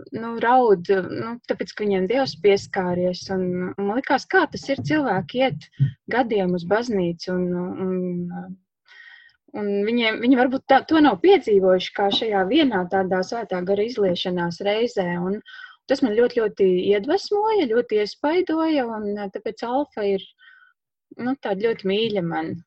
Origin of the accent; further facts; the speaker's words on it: Lubāna, Madona Municipality, Latvia; moved away as an adult; also born or lived in Riga; now in Madona, Latvia; es pati esmu tāda orģināla no Lubānas, un aizejot studēt uz Rīgu